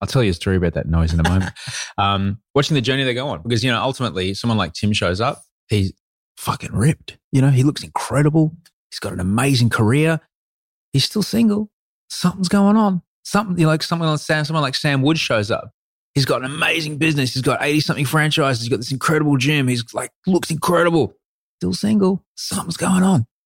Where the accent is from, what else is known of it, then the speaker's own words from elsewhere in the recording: Brisbane, Queensland, Australia; also born or lived in London; I grew up in Brisbane.